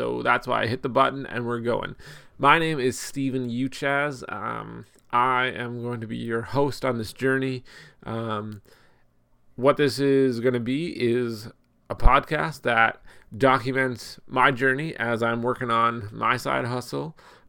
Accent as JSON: {"language": "English", "region": "Ontario", "country": "Canada", "said": "My wife and I, we live in Canada. We're from Ontario."}